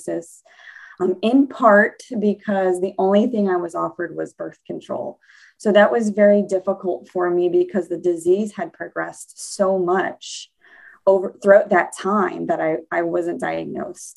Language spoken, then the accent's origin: English; New Orleans, Louisiana, United States; I grew up in New Orleans, Louisiana